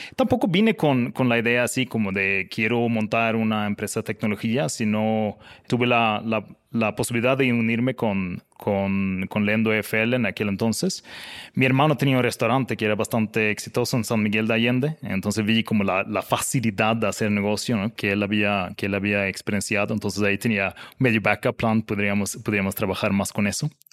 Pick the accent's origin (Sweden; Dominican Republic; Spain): Sweden; now in Mexico; yo soy el sueco más bajo del mundo